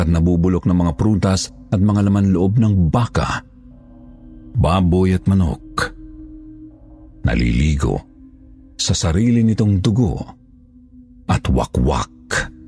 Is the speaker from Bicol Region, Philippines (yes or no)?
no; Central Luzon, Philippines; now in Palawan, Philippines; Tubong Pampanga, pero dito na nakatira ngayon sa Palawan.